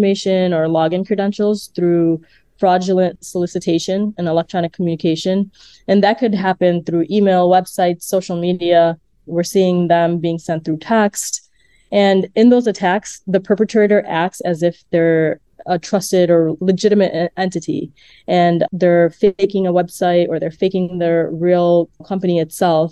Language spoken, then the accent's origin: English; Chicago, Illinois, United States; I was born and raised in Chicago. I am of Indian heritage